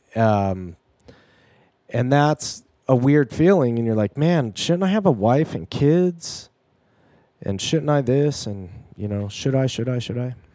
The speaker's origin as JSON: {"language": "English", "area": "near Joshua Tree", "region": "California", "country": "United States", "tie": "born or raised there", "said": "my hometown, which is next to Joshua Tree"}